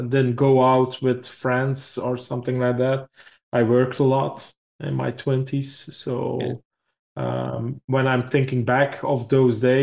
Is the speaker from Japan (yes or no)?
no; Belgium; we are from Europe, I think in our Belgium history